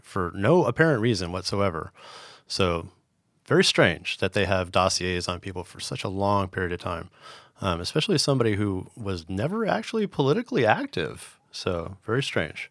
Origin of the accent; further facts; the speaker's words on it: San Diego, California, United States; moved away as an adult; also born or lived in Sacramento / Europe; I grew up in San Diego